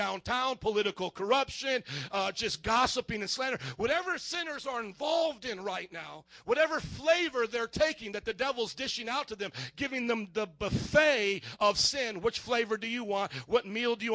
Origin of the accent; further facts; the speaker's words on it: Indiana, United States; now in Chicago, United States; I grew up in Indiana